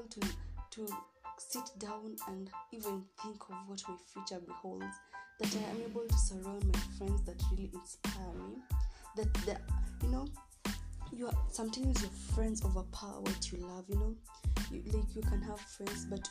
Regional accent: Kenya; I'll be speaking a bit of Kiswahili and English because I'm a Kenyan

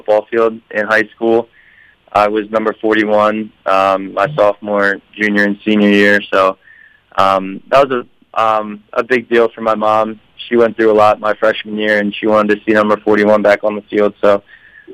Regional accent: Philadelphia, Pennsylvania, United States; moved away as an adult; I'm from the Philly area

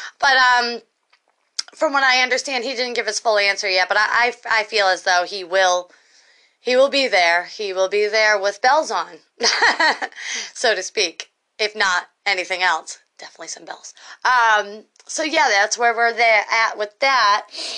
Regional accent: Massachusetts, United States; My home state, Massachusetts.

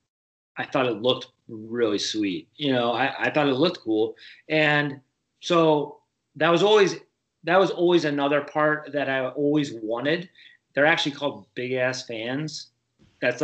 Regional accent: Michigan, United States; also born or lived in Kansas City / Buffalo area; now in Buffalo, United States; I grew up in Michigan

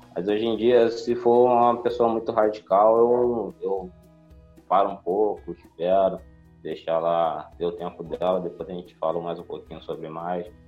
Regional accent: Nova Iguaçu, Rio de Janeiro, Brazil; sou de Nova Iguaçu, Rio de Janeiro

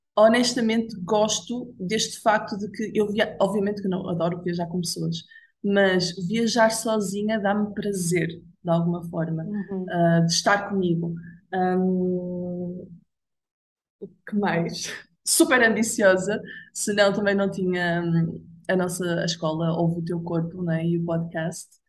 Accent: Braga, Norte, Portugal; Eu nasci e cresci em Braga

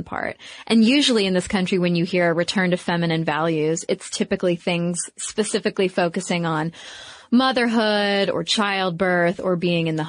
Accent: United States; being an American and watching the recession happen in our country

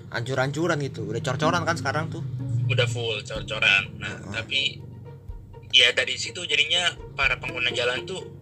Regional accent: Bogor, West Java, Indonesia; itu di Parung Gunung Sindur eh, pokoknya Bogor pinggiran lah kita orang Bogor pinggiran mepet ke Tangsel

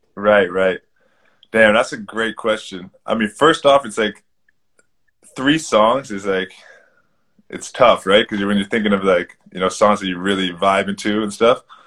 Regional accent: Toronto, Ontario, Canada; where I grew up in Toronto.

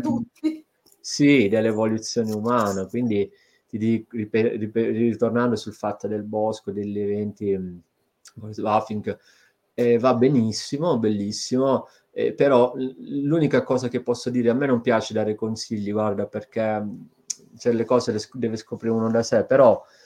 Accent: province of Brindisi, Apulia, Italy; moved away as an adult; now in Bologna, Italy; io sia nato in una zona dove eh, di verde magari ce n'è ma non così tanto se cioè non parliamo di foreste, ecco, quindi una zona della provincia di Brindisi mm, nel, nello specifico

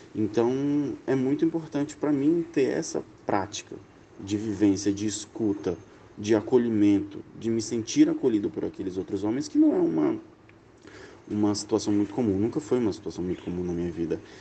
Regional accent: Acre, Brazil; tenho 30 anos, sou acriano

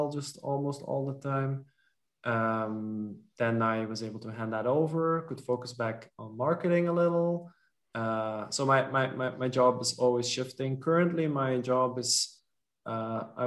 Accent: Belgium; first language Dutch; English is a second language; also born or lived in French-speaking part of Belgium; in Belgium, we have two or three national languages. My mother tongue is Dutch. When I was a kid, we lived in the French-speaking part

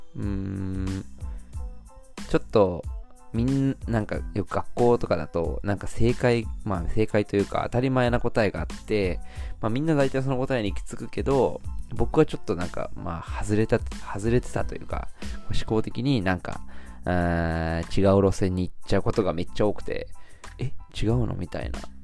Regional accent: Shizuoka, Japan; 僕の地元の静岡

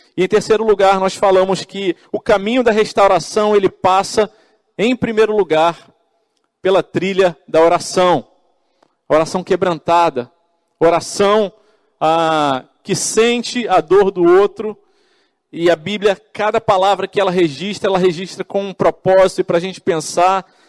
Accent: Rio de Janeiro, Brazil; eu sou do Rio de Janeiro

